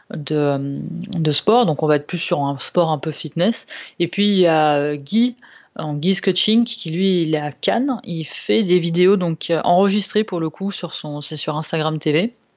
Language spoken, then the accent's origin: French; Lombardy, Italy; now in France; je viens de, de Lombardie